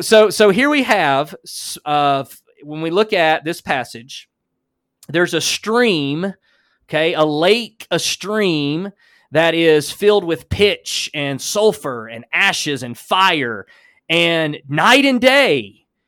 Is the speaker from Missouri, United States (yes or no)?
no; Alabama, United States; accent: Alabama; that's my Alabama accent